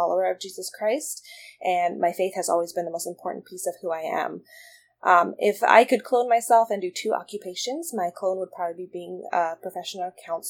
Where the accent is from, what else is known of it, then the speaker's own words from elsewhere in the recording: Olympia, Washington, United States; I'm in my mid-20s. I was homeschooled kindergarten through graduation, and I've never moved farther than 15 minutes from the hospital I was born at here in Olympia, Washington.